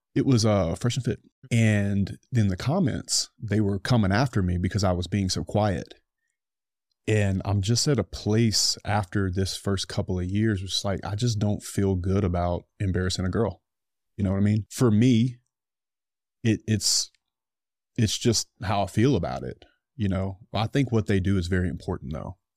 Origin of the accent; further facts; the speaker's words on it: United States; I'm an American